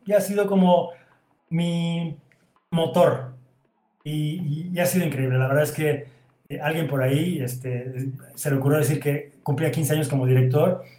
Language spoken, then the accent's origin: Spanish; Veracruz, Mexico; moved away as an adult; now in Mexico City, Mexico; terminé la preparatoria en Veracruz